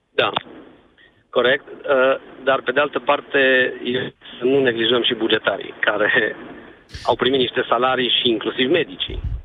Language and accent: Romanian; Cluj-Napoca, Cluj County, Romania; te sunt din Cluj